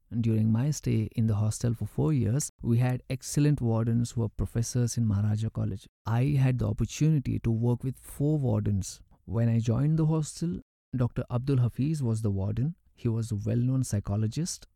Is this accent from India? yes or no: yes; Krishnarajpet, Karnataka, India; I went to K R Pet to pursue further education at Municipal High School. I was very happy to be back to my hometown.